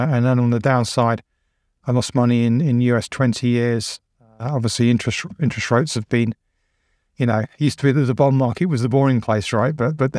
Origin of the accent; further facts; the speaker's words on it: England, United Kingdom; I'm like, well, I'm English.